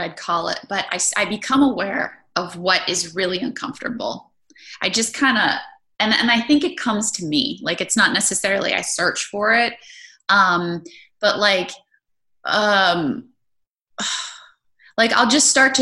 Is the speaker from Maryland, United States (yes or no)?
yes; Maryland, United States; I grew up in Maryland